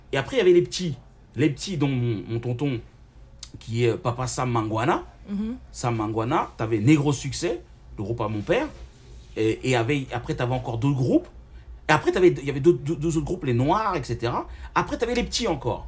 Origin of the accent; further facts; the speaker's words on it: Villiers-le-Bel, Île-de-France, France; also born or lived in Seine-Saint-Denis; je suis né en France, dans le 9-3, et j'ai grandi à Villebel